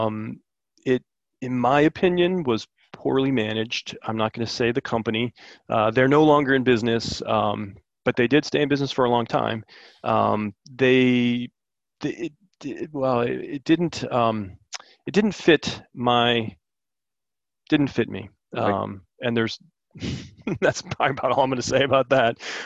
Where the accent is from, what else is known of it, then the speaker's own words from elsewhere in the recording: Maryland, United States; moved away as an adult; now in Blacksburg, United States; I'm from Maryland originally